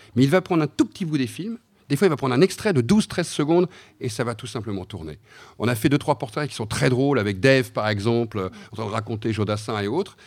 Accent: Brittany, France; je suis breton

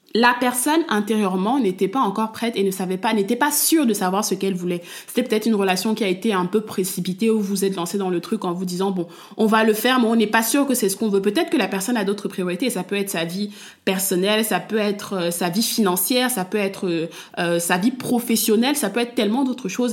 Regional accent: Cameroon; je suis une femme africaine, je suis camerounaise et j'ai baigné et je baigne toujours dans une culture

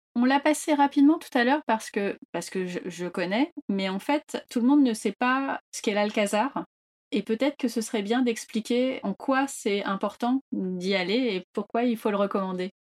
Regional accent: France; en tant que Français

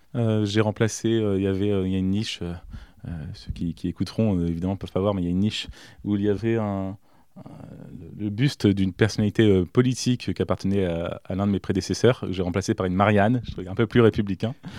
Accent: Villedieu-sur-Indre, Centre-Val de Loire, France; also born or lived in south of France; j'ai grandi à Villedieu

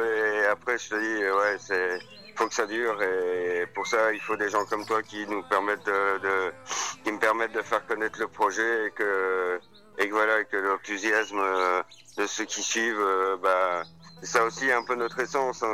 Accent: Maisons-Laffitte, Île-de-France, France; moved away; also born or lived in Belgium; ma mère est belge, euh, mon père est français et je suis né à Maison-Lafitte

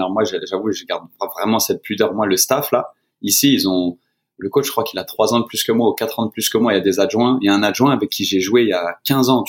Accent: France; now in Atlanta, United States; Et encore plus en tant que Français, on se retrouve vraiment

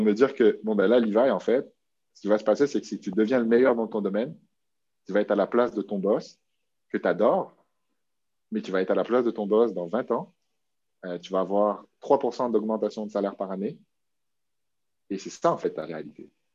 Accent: New Caledonia; moved away as an adult; now in Quebec, Canada; ça fait dix ans que je vis au Québec, mais j'ai grandi, je suis né en Nouvelle-Calédonie.

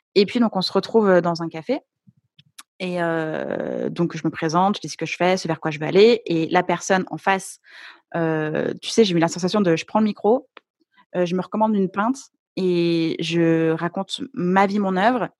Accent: Lyon, Auvergne-Rhône-Alpes, France; Enfin, maintenant, je suis à mmh Lyon, mais au départ, je suis, je suis lyonnaise

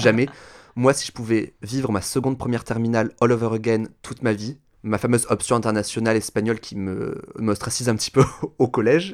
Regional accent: Toulouse, Occitania, France; je suis né à Toulouse, dans le magnifique département de la Haute-Garonne, dans la région Midi-Pyrénées

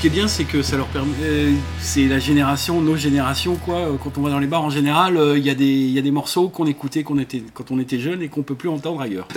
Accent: Brittany coast, France; moved away; also born or lived in England / Dubai; je suis, juste à côté, hein. je suis de, sur la côte

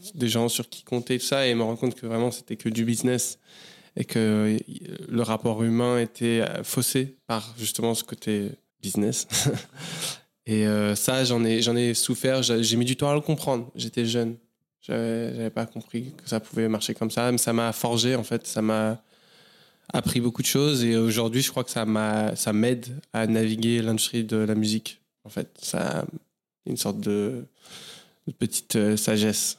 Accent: Paris, Île-de-France, France; moved away as an adult; je suis né à Paris. J'ai grandi essentiellement à Paris, plusieurs euh, quartiers différents

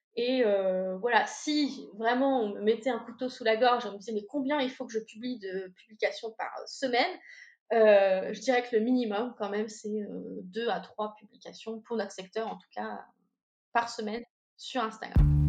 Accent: Normandy, France; je suis normande

